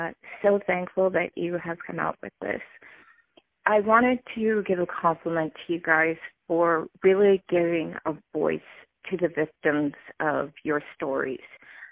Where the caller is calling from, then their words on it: Penticton, British Columbia, Canada; I am calling from Penticton, BC, and I have been binging your podcast on Spotify.